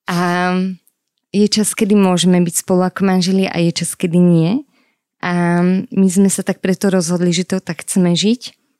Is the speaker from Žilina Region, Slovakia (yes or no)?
yes; Orava, Žilina Region, Slovakia; pochádzam z Oravy